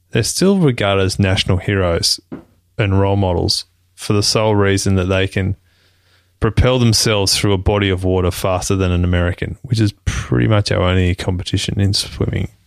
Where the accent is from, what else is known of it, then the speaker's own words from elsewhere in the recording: Australia; being an Australian citizen